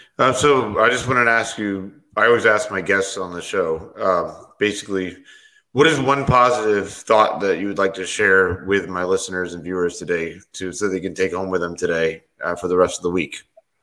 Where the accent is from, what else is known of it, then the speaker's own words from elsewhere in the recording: Florida, United States; I was born and raised in Florida